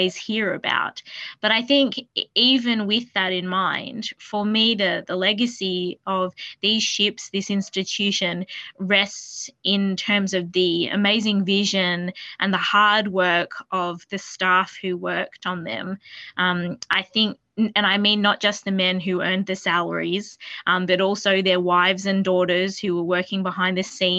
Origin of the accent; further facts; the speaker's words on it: New South Wales, Australia; As someone who's lived in New South Wales for most of my life, I'm very proud to say that these institutions were from my home state.